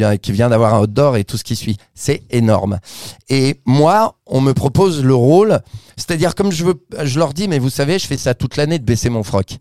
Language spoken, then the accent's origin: French; Vichy, Auvergne-Rhône-Alpes, France; moved away as an adult; also born or lived in Paris; je viens de Vichy, de l'Allier